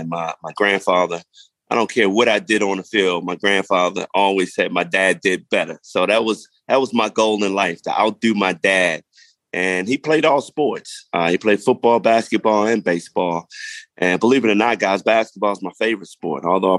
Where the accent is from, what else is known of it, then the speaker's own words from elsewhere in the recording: Baltimore, Maryland, United States; growing up in Baltimore